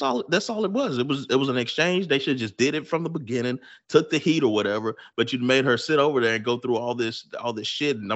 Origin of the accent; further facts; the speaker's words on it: United States; as an American